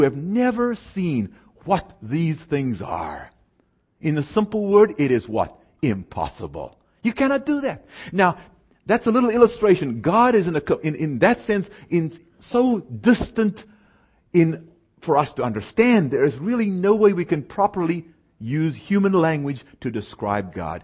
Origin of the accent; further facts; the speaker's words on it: South Africa; moved away; I was born and raised in South Africa